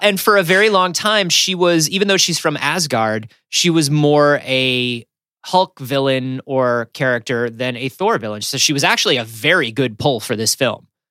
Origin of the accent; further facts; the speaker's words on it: Florida, United States; growing up in Florida